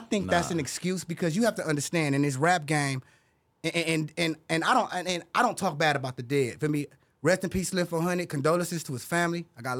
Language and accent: English; Compton, California, United States; I'm from Bompton, Hollywood.